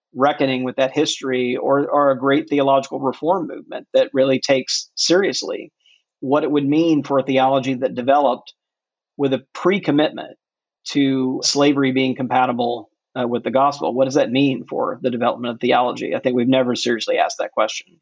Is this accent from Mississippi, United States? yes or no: yes; Mississippi, United States; born or raised there